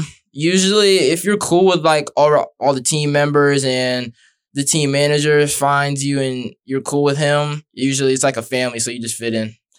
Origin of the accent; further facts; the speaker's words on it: Brandon, Florida, United States; I'm from Brandon